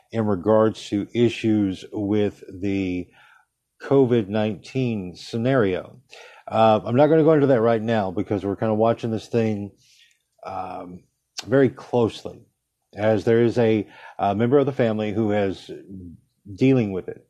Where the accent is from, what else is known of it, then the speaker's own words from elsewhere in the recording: United States; as an American, who is brought up to believe we have a First Amendment